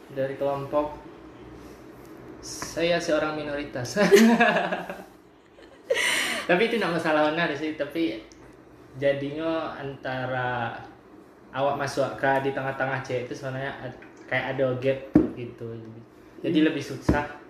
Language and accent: Indonesian; Bukittinggi, West Sumatra, Indonesia; Lahir di Bukit Tinggi, 25 Januari 1999